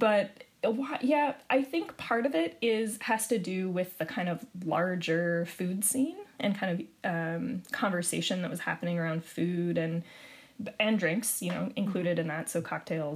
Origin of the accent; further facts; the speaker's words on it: Spokane, Washington, United States; I grew up in Spokane